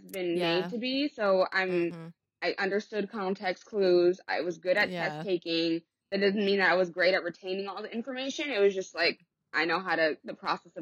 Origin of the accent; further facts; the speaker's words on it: Los Angeles, California, United States; moved away as an adult; also born or lived in England; I grew up in the Valley. I grew up in San Fernando Valley